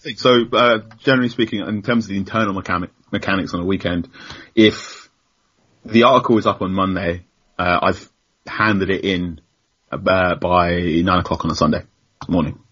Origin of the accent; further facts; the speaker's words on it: London, United Kingdom; moved away as an adult; now in Southampton, United Kingdom; I grew up in London